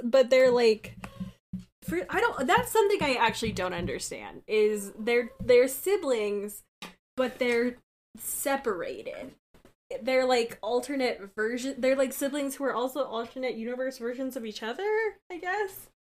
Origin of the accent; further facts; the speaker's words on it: Colorado, United States; I'm from Colorado